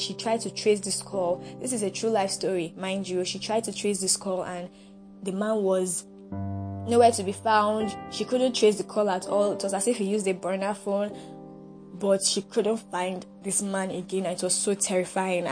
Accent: Nigeria; I appreciate being a Nigerian. I'm glad to be a Nigerian

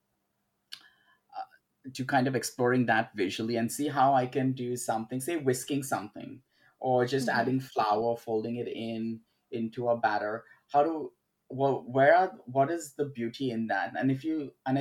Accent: Mumbai, Maharashtra, India; I was born and brought up in Bombay, India, which is now called Mumbai.

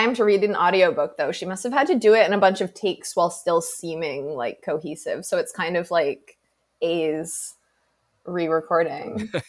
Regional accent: New England, United States; moved away as an adult; now in Florida, United States; I'm from New England originally. So obviously like I grew up in the cold, but I've become such a little bitch about the cold after 2 years in the South because I moved to Florida almost 2 years ago.

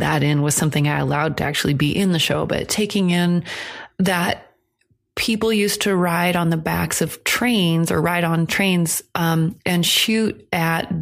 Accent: Iowa, United States; what I grew up in Iowa

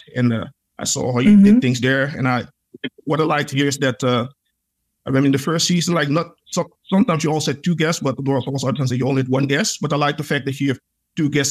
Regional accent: Netherlands; I was born and raised here, and I've had a lot of interesting experiences here in the Netherlands.

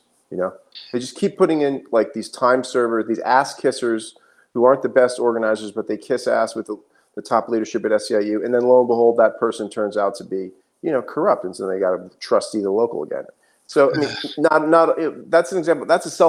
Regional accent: United States; But to participate as an American in my own society, I realized, wow, this is the first time I have been involved in a movement that's actually populated by the working class.

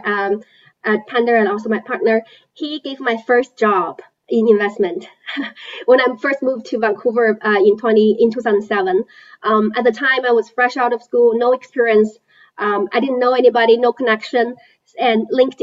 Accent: China; moved away; I was born and raised in China.

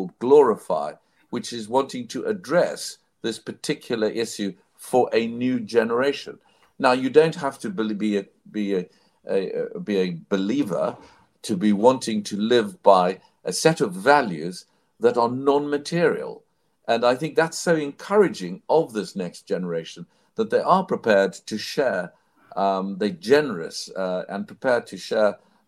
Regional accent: South Africa; I grew up in South Africa, in apartheid South Africa.

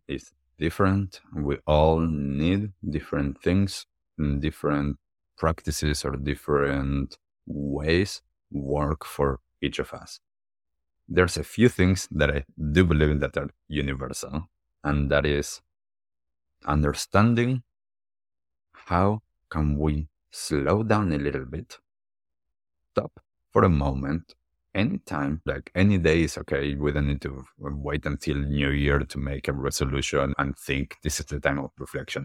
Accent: Argentina; also born or lived in United States / New York / Miami / California; now in New Zealand; from when I grew up in Argentina, as I lived in different places around the world, and now in New Zealand

